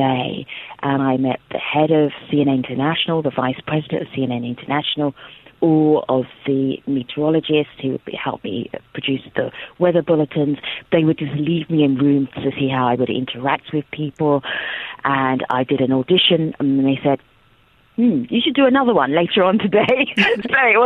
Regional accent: United Kingdom; also born or lived in Nigeria; as a British person, also Nigerian, but as a British person

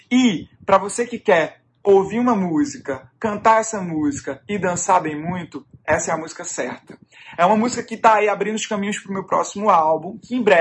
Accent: Pernambuco, Brazil; sou pernambucano

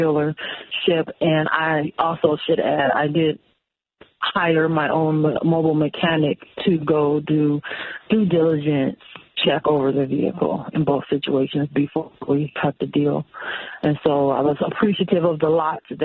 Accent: Pontiac, Michigan, United States; I am from Pontiac

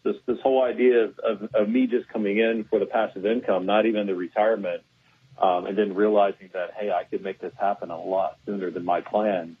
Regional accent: Houston, Texas, United States; born and raised in Houston

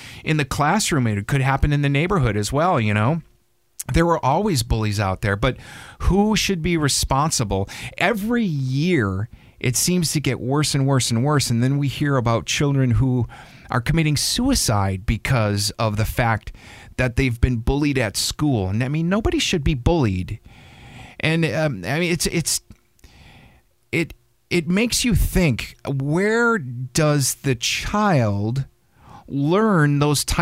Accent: Wisconsin, United States; I'm from Wisconsin

